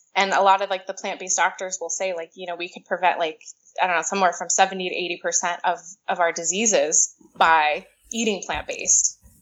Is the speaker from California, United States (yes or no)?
yes; California, United States; moved away as an adult; also born or lived in Miami; I grew up in California um, until I was about 24